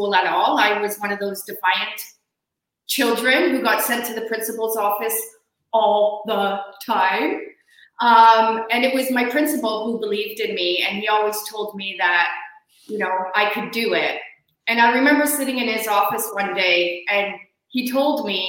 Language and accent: English; Canada; moved away; also born or lived in Australia